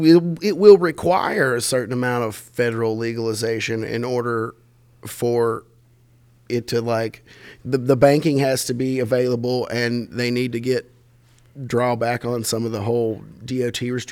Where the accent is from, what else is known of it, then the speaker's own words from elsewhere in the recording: Berea, Kentucky, United States; growing up in Berea